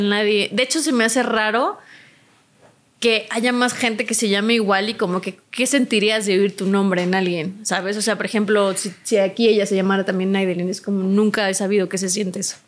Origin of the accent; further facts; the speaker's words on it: Poza Rica, Veracruz, Mexico; mi ciudad natal, que es Poza Rica, Veracruz.